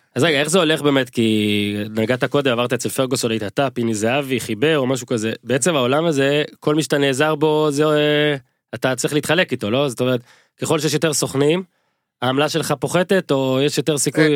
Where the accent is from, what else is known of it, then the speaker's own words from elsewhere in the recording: Northern Israel, Israel; גדלתי בצפון